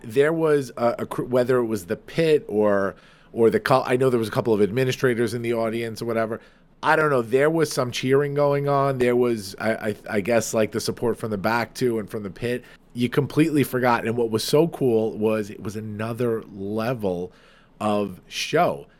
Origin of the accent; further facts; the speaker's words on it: Farmingdale, New York, United States; Farmingdale, New York, my hometown, my place